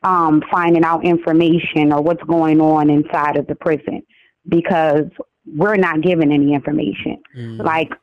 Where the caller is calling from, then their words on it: Wilmington, Delaware, United States; I'm calling from Wilmington, Delaware.